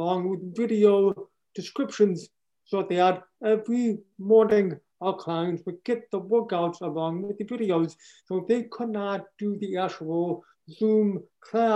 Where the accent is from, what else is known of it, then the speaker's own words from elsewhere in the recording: Michigan, United States; also born or lived in Miami, Florida; Everything that I do is in Michigan. This is my hometown